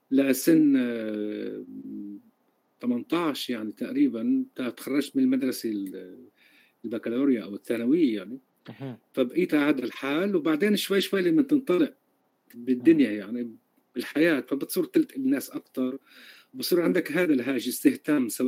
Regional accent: Galilee, Palestine; born there; مولود بفلسطين بالجليل حصرا

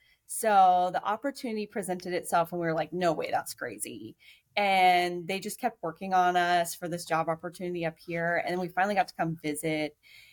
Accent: Beaverton, Oregon, United States; moved away as an adult; also born or lived in Spokane, Washington / Corvallis, Oregon / Eugene, Oregon; now in Alaska, United States; born and raised in Beaverton, go Low Warriors, just down the road from KPTV. My husband's from there as well. So both our parents still live in the houses we grew up in, and most of our family and friends are still there.

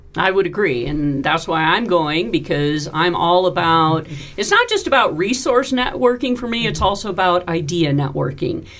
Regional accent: California, United States; now in Nevada, United States; I grew up in California

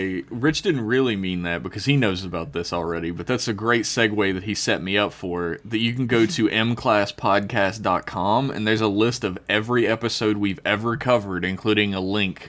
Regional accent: United States; I'm American

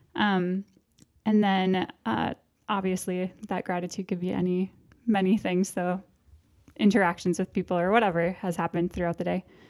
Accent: Park Rapids, Minnesota, United States; also born or lived in Moorhead, Minnesota; now in Duluth, United States; I am from Park Rapids, Minnesota. So west of here, Lakes Country

